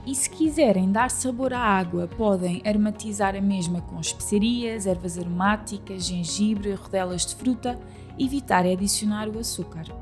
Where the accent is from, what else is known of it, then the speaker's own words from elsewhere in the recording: Portugal; porque somos portuguesas